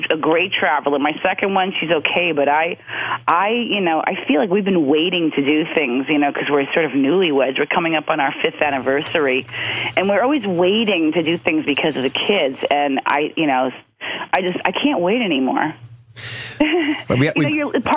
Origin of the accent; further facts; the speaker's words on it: New York City, New York, United States; growing up in Queens, my mother managed to find fresh food